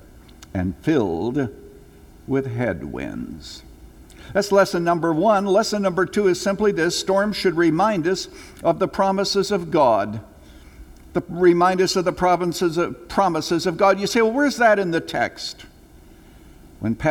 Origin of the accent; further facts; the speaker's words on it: Canada; moved away; When I was a little boy growing up in Canada